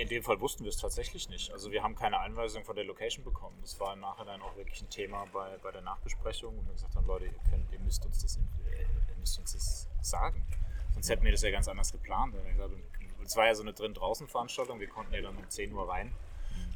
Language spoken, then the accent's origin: German; Rhineland-Palatinate, Germany; Erstmal bin ich Pelzer vom Geburt an mit Riesling aufgewachsen